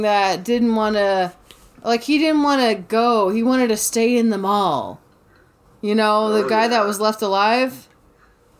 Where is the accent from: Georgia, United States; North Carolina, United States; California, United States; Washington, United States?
Georgia, United States; Savannah; I am from Savannah, Georgia